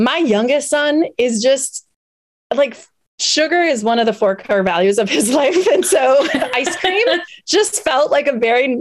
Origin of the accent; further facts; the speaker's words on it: Wisconsin, United States; I'm from Wisconsin. I can't deny the fact that my roots are rooted in dairy some way, some shape, somehow.